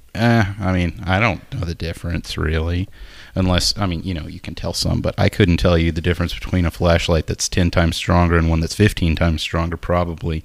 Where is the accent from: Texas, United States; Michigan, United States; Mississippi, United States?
Texas, United States; Nacogdoches; being from Nacogdoches